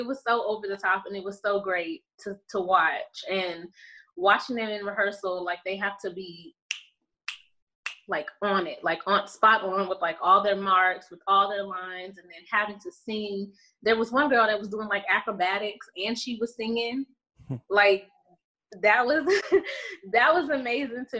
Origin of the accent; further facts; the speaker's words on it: Victoria, Texas, United States; moved away as an adult; now in California, United States; I'm born and raised in Texas, Victoria, Texas, to be exact